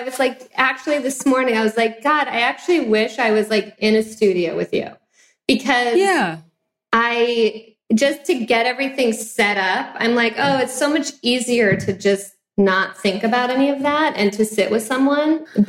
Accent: Arcadia, California, United States; born there; also born or lived in Claremont / Temecula; I was born in Arcadia, lived in Claremont, which is like as far east as you can go before you're in the Inland Empire. And then I lived in Temecula

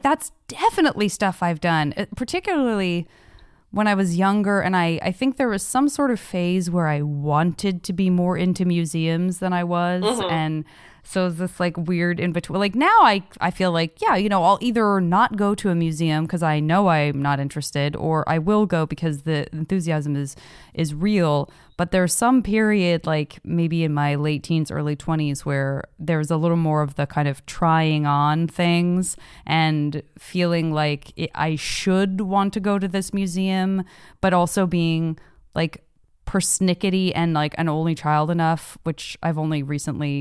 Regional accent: Arizona, United States; moved away; I'm from Arizona

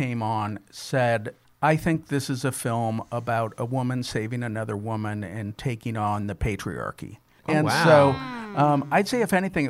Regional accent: St. Louis, Missouri, United States; moved away as an adult; I was from St. Louis

